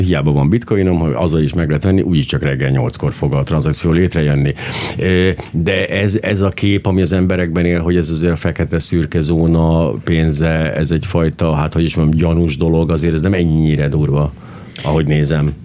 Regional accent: Hungary; magyar ember vagyok

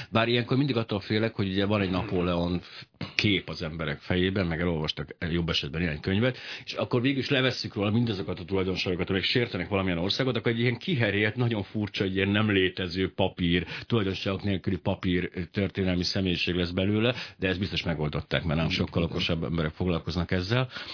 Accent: Hungary; ma én magyar vagyok

